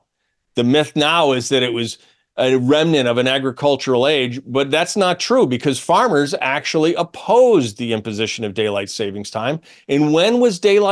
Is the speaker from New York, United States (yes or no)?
yes; Syracuse, New York, United States; I'm from Syracuse.